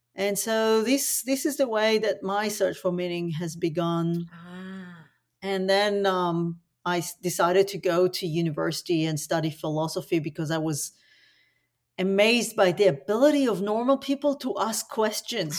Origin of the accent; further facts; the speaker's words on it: Tel Aviv, Tel Aviv District, Israel; now in Australia; I was born in Tel Aviv in the nineteen seventies into tragedy